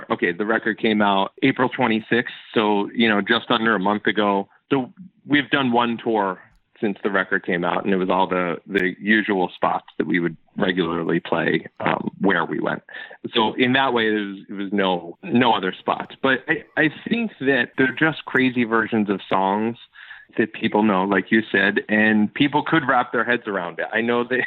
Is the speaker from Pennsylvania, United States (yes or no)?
yes; Philadelphia, Pennsylvania, United States; the city of Philadelphia, which is my hometown